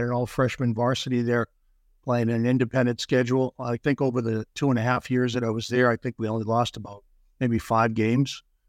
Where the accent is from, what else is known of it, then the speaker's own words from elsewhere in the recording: Boston, Massachusetts, United States; I grew up in the Boston area.